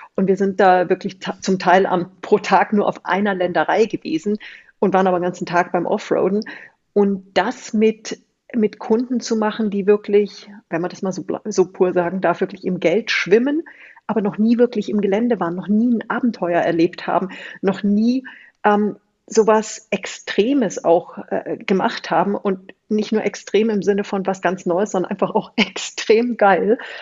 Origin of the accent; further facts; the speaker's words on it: Munich, Bavaria, Germany; moved away as an adult; also born or lived in Austria / Indonesia / New Zealand / Beijing; ich komme aus München, bin mhm. groß geworden, ein paar Kilometer von der Konzernzentrale entfernt